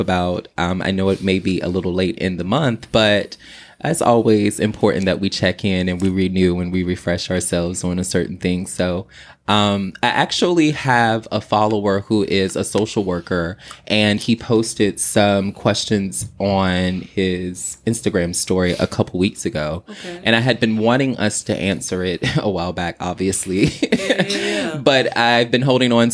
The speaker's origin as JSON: {"language": "English", "area": "the South", "region": "Virginia", "country": "United States", "moved": "yes", "lives_now": "New York, United States", "said": "I'm from the South."}